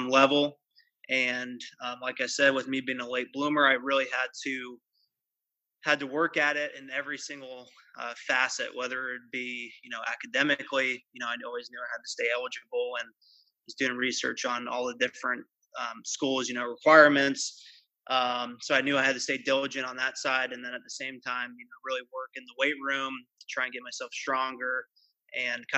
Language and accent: English; Pleasanton, California, United States; grew up in the San Francisco Bay Area, in the East Bay. I'm from Pleasanton. I live here currently